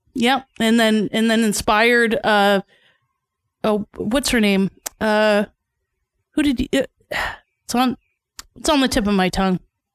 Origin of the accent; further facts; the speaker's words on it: Toronto, Ontario, Canada; I'm from North York. Shout out North York.